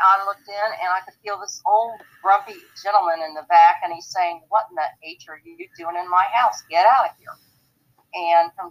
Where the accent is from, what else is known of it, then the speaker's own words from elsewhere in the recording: Ohio, United States; moved away; also born or lived in Columbus; I was from Ohio